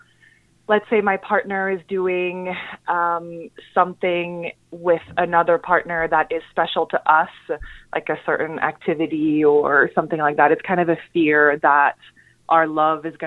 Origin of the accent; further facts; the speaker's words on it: Montreal, Quebec, Canada; now in New York City, United States; I'm from Montreal originally. I moved to New York City